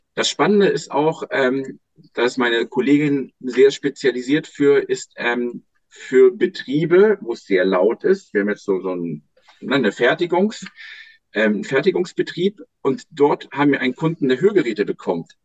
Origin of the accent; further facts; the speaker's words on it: Germany; now in Lüneburg, Germany; Am Bodensee, wo ich herkomme